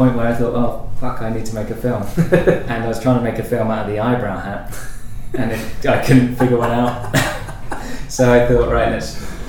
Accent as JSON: {"language": "English", "region": "California", "country": "United States", "said": "I'm from California."}